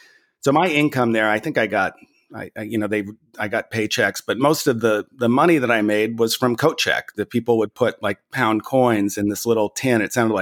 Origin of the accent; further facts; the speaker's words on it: United States; accent: American; he heard my accent. And he said, "Oh, you're American.